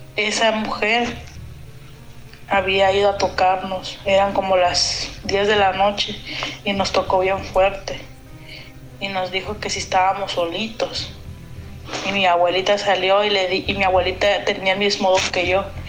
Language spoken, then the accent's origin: Spanish; Acapulco, Guerrero, Mexico; yo soy de Acapulco en Guerrero